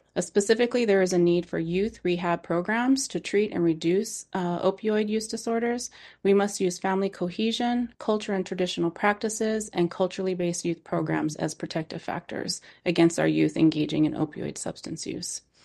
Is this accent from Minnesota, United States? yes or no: no; East Bay area of California, United States; I am an urban Indian born and raised in the East Bay area of California